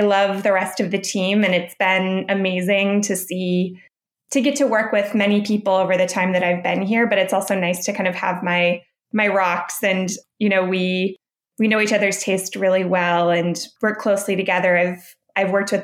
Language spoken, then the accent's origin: English; St. Louis, Missouri, United States; moved away as an adult; now in New York, United States; I grew up in St. Louis, Missouri